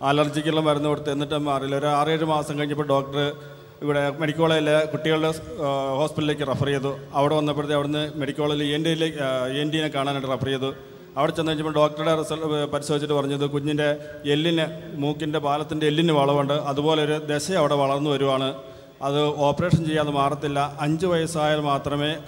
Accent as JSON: {"language": "Malayalam", "town": "Vaikom", "region": "Kerala", "country": "India", "said": "ഞാൻ വൈക്കത്ത് ഇടയാട് ഇടവകയിൽ നിന്ന് വരുന്നു"}